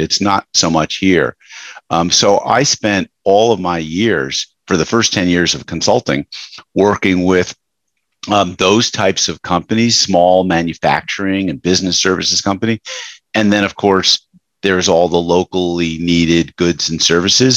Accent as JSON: {"language": "English", "area": "Westchester", "region": "New York", "country": "United States", "tie": "born or raised there", "said": "I grew up in Westchester, New York"}